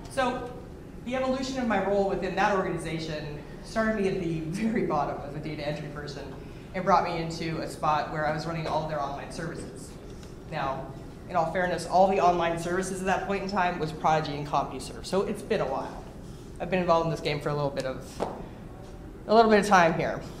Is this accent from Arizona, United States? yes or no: no; Los Angeles, California, United States; Um, I'm originally from the Los Angeles area, and I went to uh, I was a psych major in college.